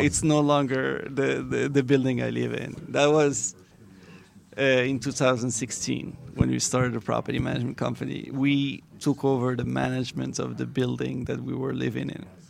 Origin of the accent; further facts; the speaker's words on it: Morocco; now in Miami, United States; I'm from Morocco. Yes, that's where I was born.